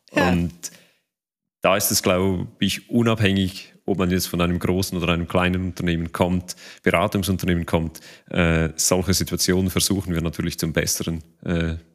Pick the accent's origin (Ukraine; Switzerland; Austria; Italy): Switzerland; Bei uns in der Schweiz, meine persönliche Einschätzung wäre, dass das Thema ein Stück weit schon noch als neu wahrgenommen wird.